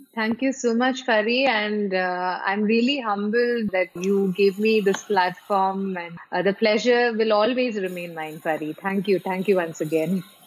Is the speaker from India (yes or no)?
yes; Kochi, Kerala, India; moved away as an adult; now in Dubai, United Arab Emirates; I hail from Cochin and uh, I came to Dubai in the year 2006